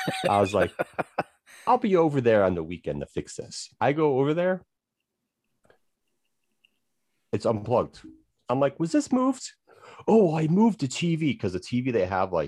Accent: Chicago, Illinois, United States; moved away; I'm originally from Chicago.

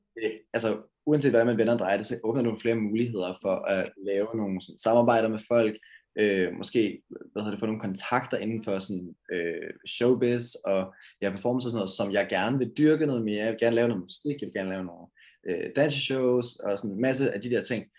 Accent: Karlslunde, Zealand, Denmark; now in Valby, Denmark; Jeg er vokset op i Karlslunde, øh, en by sådan lidt syd for København, øh, men lige nu bor jeg i Valby.

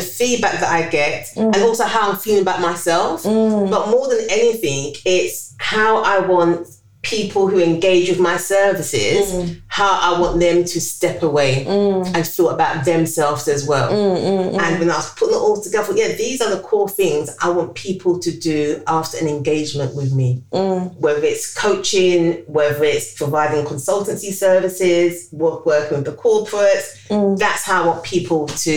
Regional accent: London, United Kingdom; So I was born in the East End of London, in between Bethnal Green and Whitechapel. So I think, born in East London

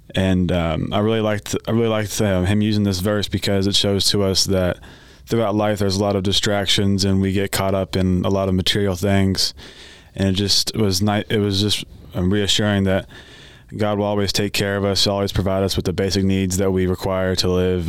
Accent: Owensboro, Kentucky, United States; I'm from Owensboro

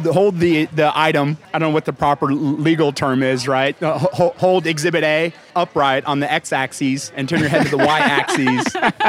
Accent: Dallas, Texas, United States; So I'm from Dallas, and Torchy's is an Austin thing.

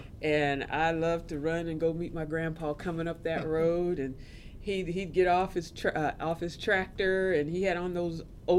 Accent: Topeka, Kansas, United States; also born or lived in Brooklyn, New York; Growing up in Topeka was. I mean it. It was interesting.

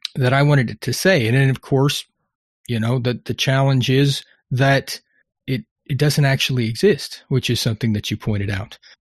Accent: Texas, United States; being Texan

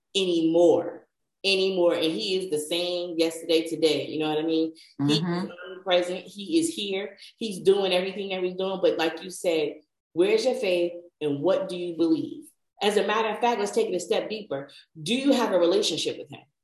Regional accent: New Jersey, United States; I'm from New Jersey. And there used to be a main little street in our town

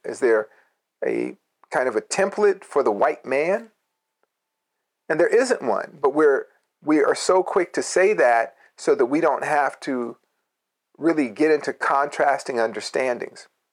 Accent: Berkeley, California, United States; growing up in Berkeley

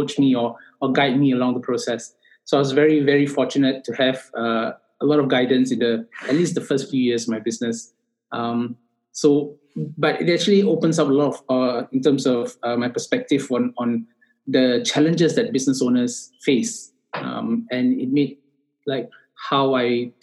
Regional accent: Singapore; I am from Singapore.

